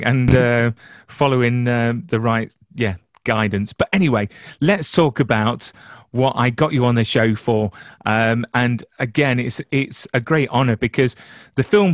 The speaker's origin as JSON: {"language": "English", "region": "England", "country": "United Kingdom", "said": "I'm English"}